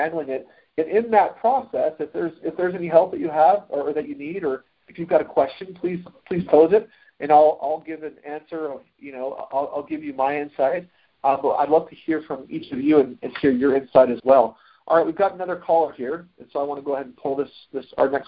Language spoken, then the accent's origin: English; Florida, United States; also born or lived in Utah; We moved to Florida from Utah. My family, when I was about 4.5 years old